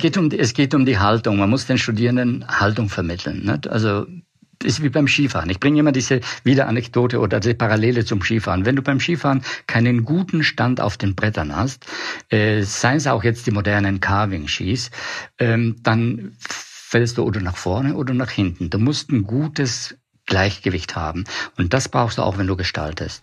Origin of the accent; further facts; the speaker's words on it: Puster Valley, South Tyrol, Trentino-Alto Adige, Italy; moved away as an adult; also born or lived in Milan / Weimar; ich komme aus den Dolomiten, aus dem Pustertal, Südtirol